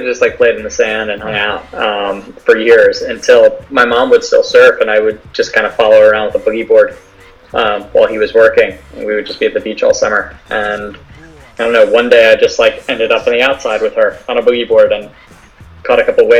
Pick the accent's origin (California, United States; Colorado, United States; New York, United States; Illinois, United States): New York, United States; North Babylon; moved away; also born or lived in Florida; I actually grew up in North Babylon.